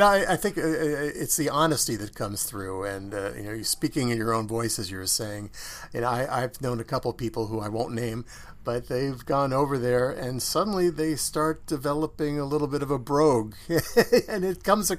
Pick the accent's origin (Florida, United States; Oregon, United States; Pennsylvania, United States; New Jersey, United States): New Jersey, United States; I'm a Polish-American from New Jersey, I've never been to Ireland